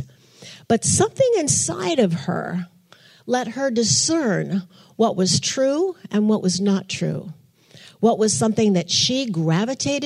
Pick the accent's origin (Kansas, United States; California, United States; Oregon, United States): Oregon, United States; Portland; moved away; I'm from Portland, Oregon